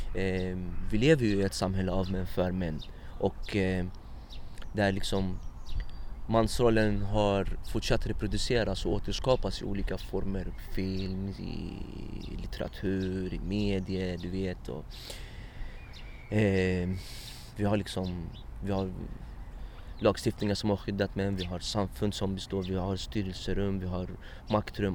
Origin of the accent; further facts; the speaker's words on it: Stockholm, Stockholm County, Sweden; also born or lived in Iraq / Egypt / Morocco; min uppväxt i Husby här